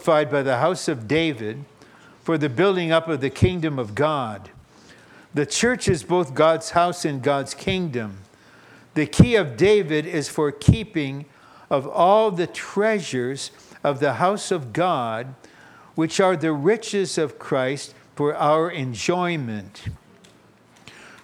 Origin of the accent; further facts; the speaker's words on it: Kazakhstan; moved away; I was born in Kazakhstan, I'm a Russian